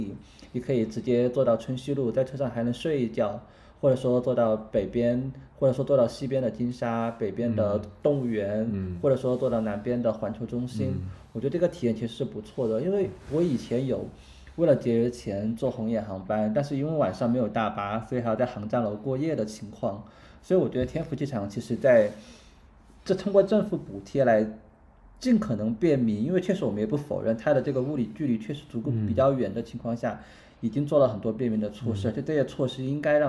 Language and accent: Chinese; a small county town in central Sichuan, China; 我老家是在四川中部的一个小县城